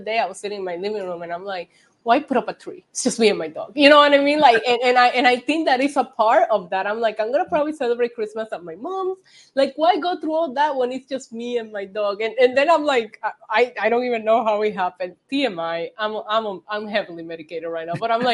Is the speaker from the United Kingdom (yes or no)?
no; Puerto Rico; moved away; also born or lived in South Bend, Indiana / New York; I was born and raised in Puerto Rico